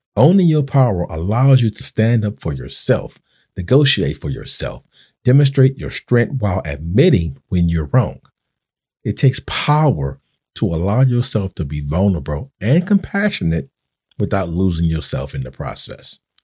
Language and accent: English; New Orleans, Louisiana, United States; I'm from New Orleans, Louisiana.